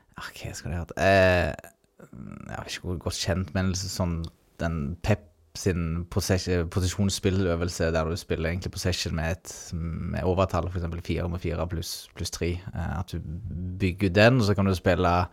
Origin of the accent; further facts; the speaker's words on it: Ålgård, Rogaland, Norway; moved away as an adult; also born or lived in Fredrikstad; jeg er jo opprinnelig fra Ålgård